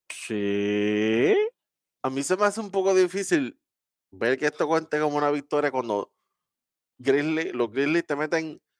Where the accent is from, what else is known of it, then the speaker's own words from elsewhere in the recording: Dominican Republic; yo soy dominicano también, por si acaso.